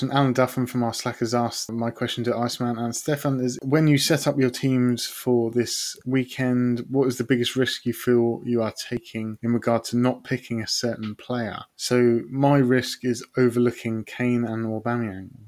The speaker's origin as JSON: {"language": "English", "region": "England", "country": "United Kingdom", "said": "I'm fully English."}